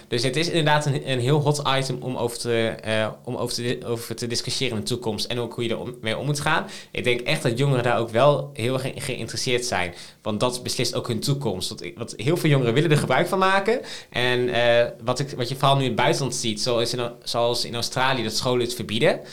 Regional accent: Emmen, Drenthe, Netherlands; moved away; ik ben, ben, geboren en getogen in Drenthe. Wat wij daar hebben in de gemeente Emmen is een jeugdparlement.

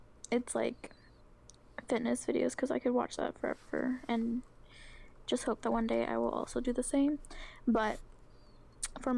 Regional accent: Oregon, United States; I'm from Oregon

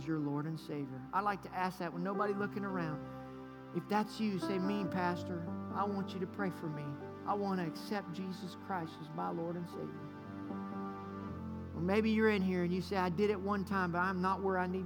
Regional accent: United States; I'm American

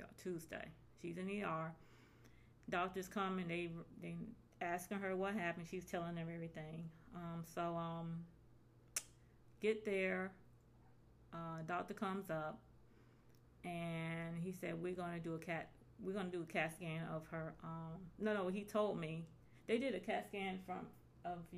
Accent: Atlanta, Georgia, United States; I'm from Atlanta, Georgia.

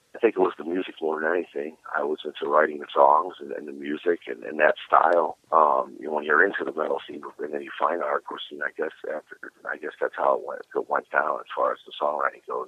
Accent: Cleveland, Ohio, United States; moved away as an adult; now in Florida, United States; I was born and raised in Cleveland

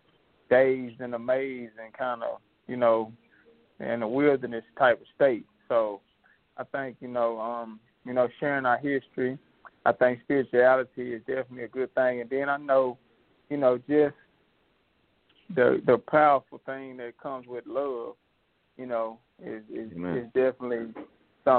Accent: the South, United States; I'm from the South

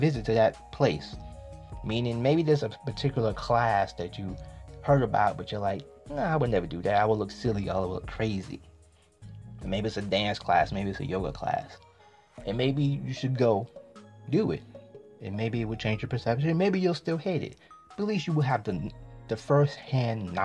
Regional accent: New York City, New York, United States; I grew up in the Bronx, South Bronx specifically

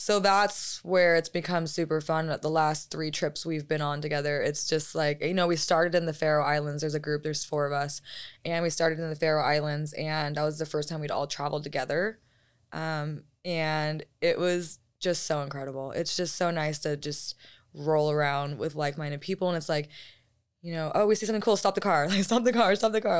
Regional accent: United States; appreciate being American

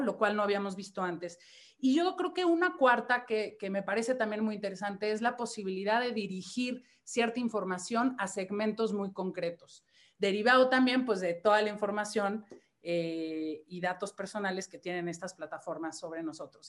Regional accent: Mexico; siendo mexicana

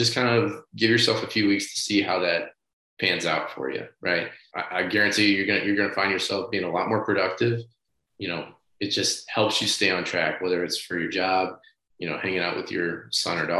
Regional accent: St. Louis, Missouri, United States; moved away; I'm from St. Louis originally. I have a lot of childhood friends that still live back there

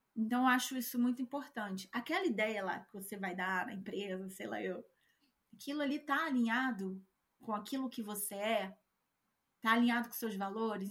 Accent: Brazil; moved away; eu, que sou brasileira, não tenho o mesmo sotaque que você

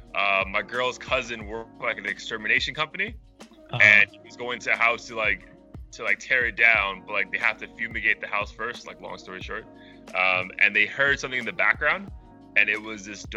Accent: New York, United States; now in Florida, United States; I'm from New York.

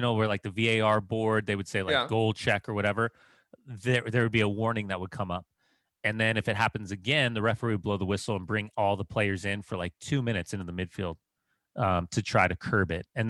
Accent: Southern California, United States; when I was growing up in Southern California

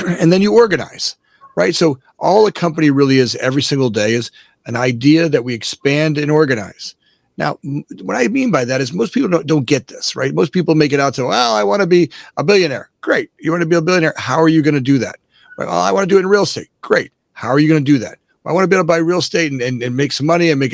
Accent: Boca Raton, Florida, United States; moved away as an adult; also born or lived in Fort Lauderdale, Florida; now in Oak Park, United States; I'm actually originally born and raised in South Florida, right? I grew up in Boca Raton, Florida, and I was born in Fort Lauderdale, grew up in Boca

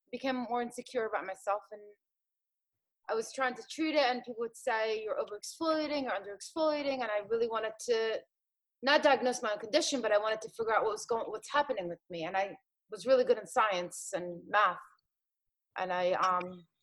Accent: Philadelphia, Pennsylvania, United States; also born or lived in Jordan; I lived in South Philly. So I'm back to my hometown

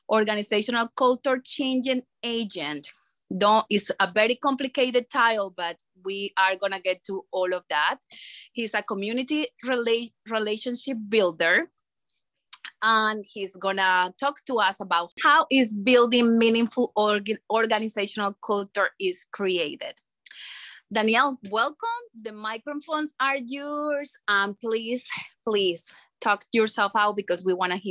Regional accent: Colombia; now in Philadelphia, United States; from Colombia

